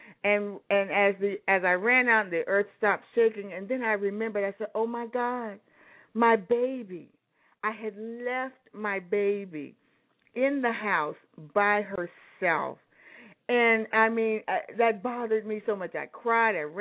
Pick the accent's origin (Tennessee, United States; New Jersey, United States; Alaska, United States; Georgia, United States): Alaska, United States; Anchorage; I grew up in Anchorage, Alaska